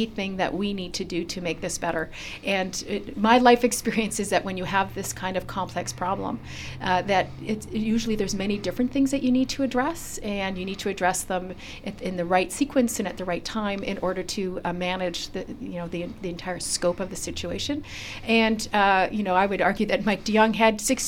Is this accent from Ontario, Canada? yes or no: no; British Columbia, Canada; we as British Columbians